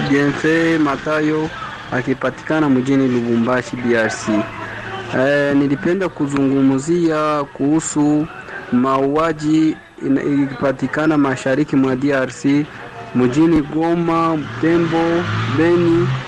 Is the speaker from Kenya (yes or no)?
no; Kagongo, Shinyanga, Tanzania; kijana mpole, natokea Kagongo kama Shinyanga, Tanzania.